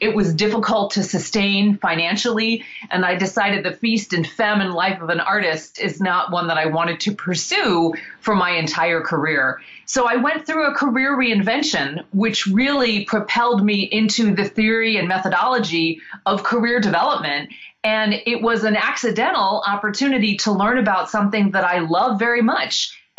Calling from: Bloomington, Indiana, United States; today I am in Bloomington, Indiana, which is actually where I call my home base. So I live about an hour south of Indiana University.

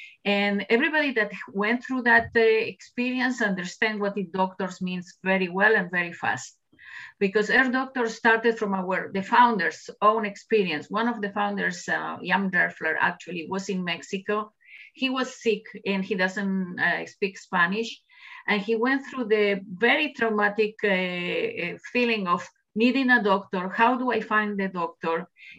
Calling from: Jerusalem District, Israel; Yes, I'm sitting in the Jerusalem hills, actually, where office is in the cultural environment, the settlement in the Jerusalem hills.

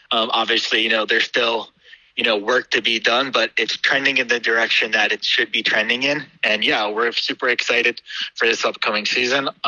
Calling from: Pennsylvania, United States; Uh, so I'm calling you from the United States. So I'm actually based in Pennsylvania, uh, right outside Philadelphia.

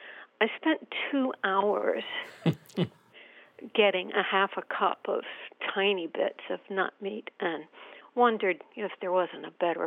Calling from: Havertown, Pennsylvania, United States; Havertown, Pennsylvania.

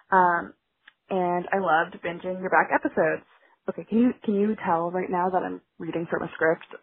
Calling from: Toronto, Ontario, Canada; I'm calling from Toronto

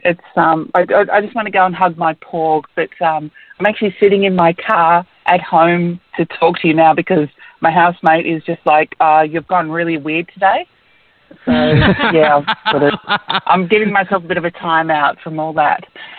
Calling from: Perth, Western Australia, Australia; Hi, Phil and Ash. … in Perth.

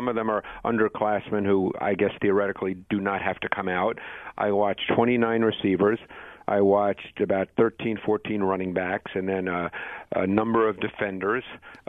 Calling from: Mount Laurel, New Jersey, United States; From my office at NFL Films in Mount Laurel, New Jersey.

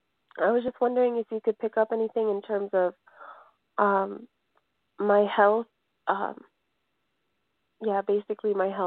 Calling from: Colorado, United States; I'm calling from Colorado.

